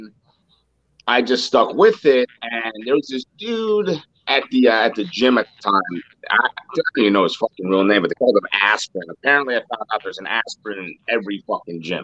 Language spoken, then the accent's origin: English; Philadelphia, Pennsylvania, United States; I grew up in Kensington